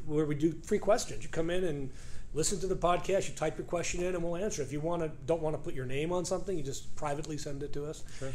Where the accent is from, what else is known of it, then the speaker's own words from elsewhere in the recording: New York, United States; moved away; also born or lived in Peru; I grew up in New York. Uh, you could probably tell that because I don't speak with a southern accent and I speak English fast.